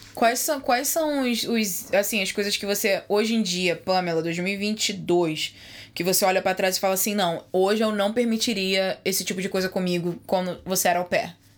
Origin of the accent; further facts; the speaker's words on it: Rio de Janeiro, Brazil; moved away; eu sou do Rio de Janeiro